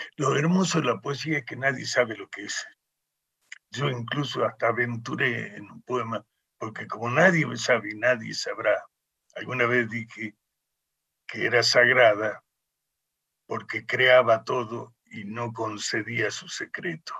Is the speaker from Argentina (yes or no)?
yes; Salta, Argentina; moved away as an adult; cuando yo vuelvo a Salta, mi tierra